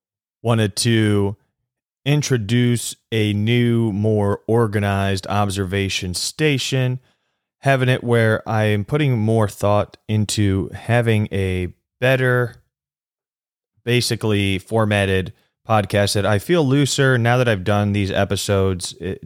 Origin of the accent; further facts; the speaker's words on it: Midwest, United States; now in South Florida, United States; I come from the Midwest where we give it a turning signal and then just politely get to the other lane. Now, can't do that here in South Florida.